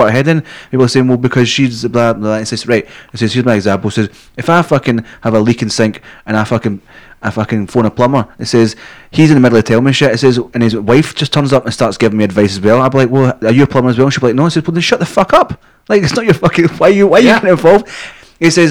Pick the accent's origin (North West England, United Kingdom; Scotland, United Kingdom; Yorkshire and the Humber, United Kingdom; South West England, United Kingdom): Scotland, United Kingdom; moved away; also born or lived in England; being Scottish